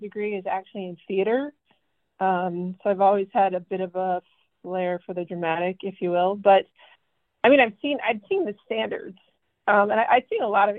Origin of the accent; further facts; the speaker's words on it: Westchester County, New York, United States; moved away as an adult; now in Washington, D.C., United States; I grew up in Southern New York in Westchester County, just like a very suburban, just north of the Bronx